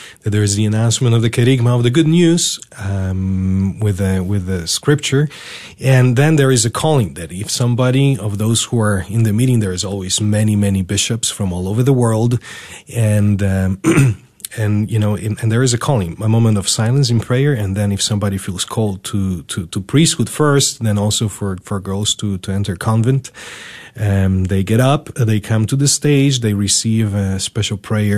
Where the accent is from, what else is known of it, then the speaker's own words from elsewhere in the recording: Poland; now in United States; I was born in Poland in 1986.